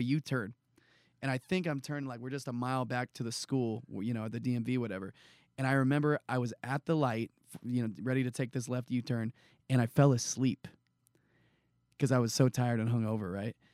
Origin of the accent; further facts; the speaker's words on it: San Jose, California, United States; I grew up in San Jose, California